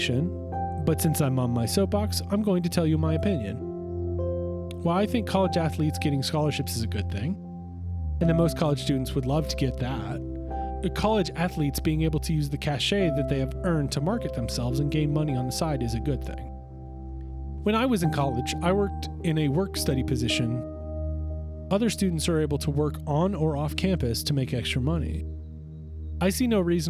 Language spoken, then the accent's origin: English; Blacksburg, Virginia, United States; I grew up in Blacksburg, Virginia, home of the Virginia Tech Hokies